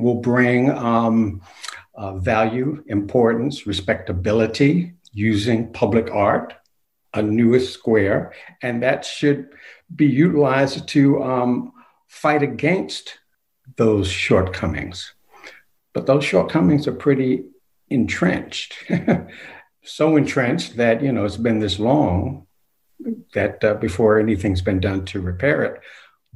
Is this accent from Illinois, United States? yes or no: no; Savannah, Georgia, United States; also born or lived in Portsmouth, New Hampshire, United States; I'm in my hometown of Savannah